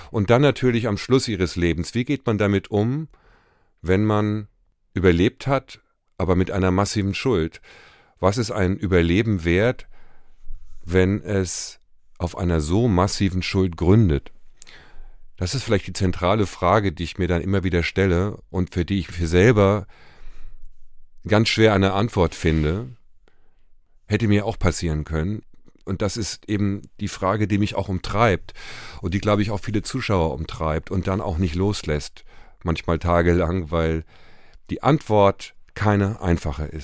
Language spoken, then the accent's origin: German; Germany; Um sich selber zu begreifen, äh, als Deutscher wird es unumgänglich sein, dass wir uns noch sehr, sehr lange und wahrscheinlich für immer mit den Verbrechen im Dritten Reich beschäftigen